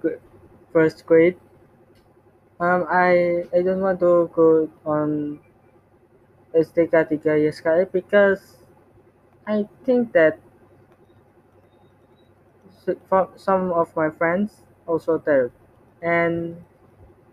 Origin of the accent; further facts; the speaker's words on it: Semarang, Central Java, Indonesia; English is a second language; also born or lived in Surabaya; I'm Indonesian, and exactly I born and raised in Semarang